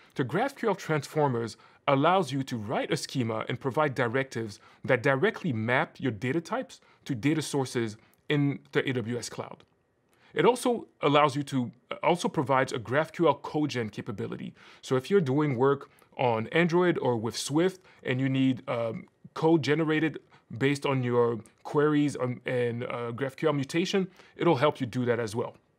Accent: Cameroon; moved away; I'm originally from Cameroon

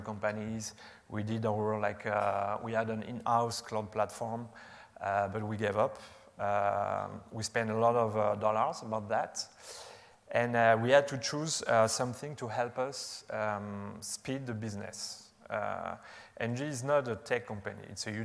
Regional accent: France; accent: French; English is a second language; You can recognize my French accent

